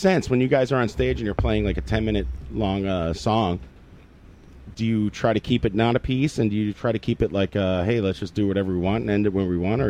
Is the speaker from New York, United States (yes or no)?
yes; New York City, New York, United States; I was born actually where you're going tonight, Pat, on 50th Street and 9th Avenue.